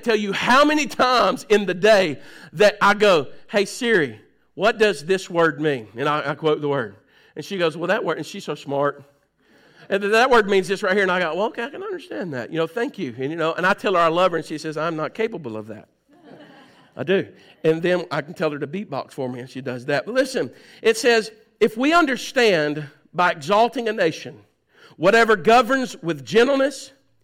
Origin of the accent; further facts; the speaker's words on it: United States; we in the United States